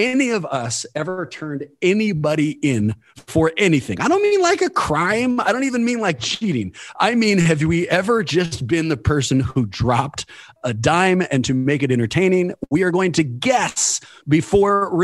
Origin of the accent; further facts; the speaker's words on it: Oakland, California, United States; the general setting in Oakland and kind of the lessons I learned going through the Oakland public school system